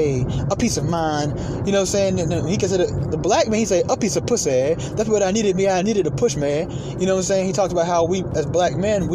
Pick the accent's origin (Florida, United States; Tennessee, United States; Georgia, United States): Georgia, United States; Atlanta; also born or lived in New York; growing up in Atlanta